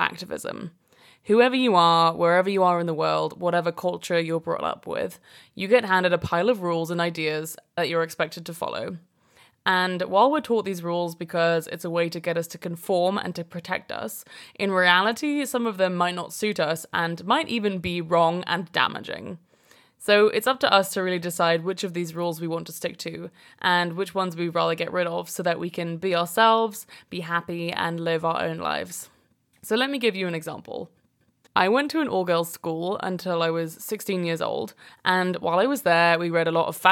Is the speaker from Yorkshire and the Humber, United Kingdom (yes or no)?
no; London, United Kingdom; also born or lived in Brooklyn, New York; now in New York, United States; I currently live in Brooklyn, New York, and I'm originally from London in England.